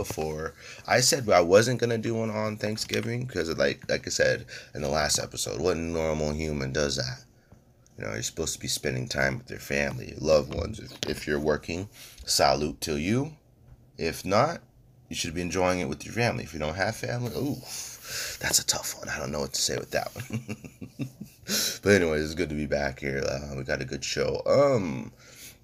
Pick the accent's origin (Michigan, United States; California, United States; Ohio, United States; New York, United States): California, United States; I'm strictly a Californian